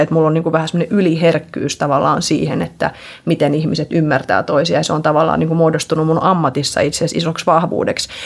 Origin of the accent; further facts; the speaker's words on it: Finland; also born or lived in Sweden; kun me muutettiin sieltä Ruotsista Suomeen, niin sitten mä olin, olin yhdeksänvuotiaana taas Suomesta